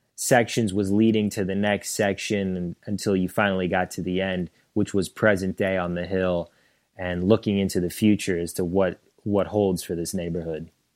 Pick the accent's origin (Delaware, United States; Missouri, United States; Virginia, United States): Missouri, United States; St. Charles; moved away as an adult; now in Affton, United States; I was from Saint Charles, which is about thirty minutes away from Saint Louis